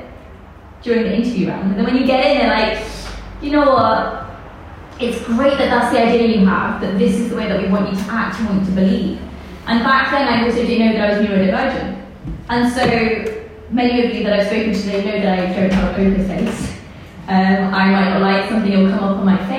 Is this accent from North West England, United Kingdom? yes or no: no; London, United Kingdom; also born or lived in Pakistan; I'm born in Pakistan and I grew up in England. I'm a very proud Londoner.